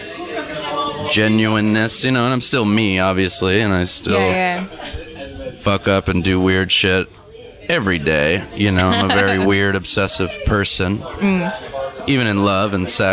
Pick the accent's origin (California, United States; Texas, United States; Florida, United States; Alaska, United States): California, United States; Orange County, Southern; also born or lived in Los Angeles; I grew up in Southern California